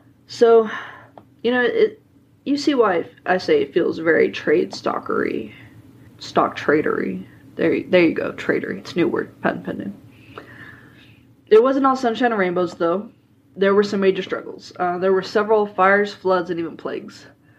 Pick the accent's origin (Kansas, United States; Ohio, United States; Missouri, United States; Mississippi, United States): Kansas, United States; Leavenworth; folks from my hometown should be, because Abernathy's originated in Leavenworth